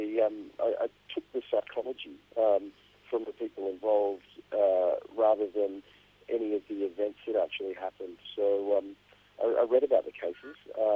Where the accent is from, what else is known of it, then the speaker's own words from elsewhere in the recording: Gidgegannup, outside Perth, Western Australia, Australia; also born or lived in Subiaco; I was born in Subiaco, but I spent the bulk of my childhood growing up on a sheep farm in Gidjigana, which is just outside of Perth